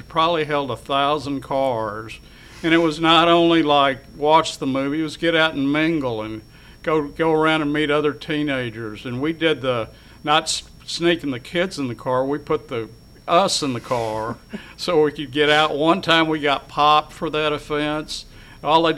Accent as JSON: {"language": "English", "town": "Dallas", "region": "Texas", "country": "United States", "tie": "born or raised there", "also_born_or_lived": "Richardson, Texas", "said": "where I grew up in Dallas"}